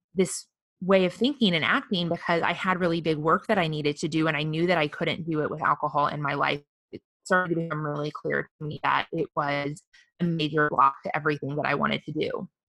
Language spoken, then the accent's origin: English; the Midwest, mid Missouri, United States; now in Austin, United States; growing up in the Midwest